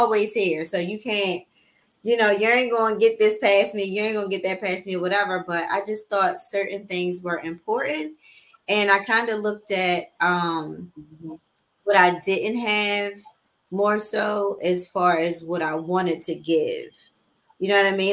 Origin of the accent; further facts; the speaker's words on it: Baltimore, Maryland, United States; I was raised in Baltimore City